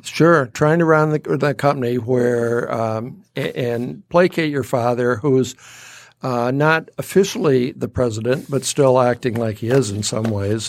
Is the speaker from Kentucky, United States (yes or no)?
no; Detroit, Michigan, United States; now in Rochester, United States; growing up in Detroit